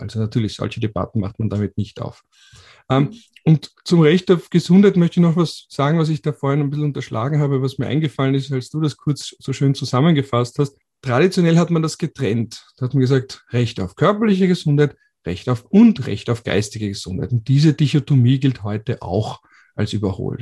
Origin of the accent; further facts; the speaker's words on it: Austria; Bei uns in Österreich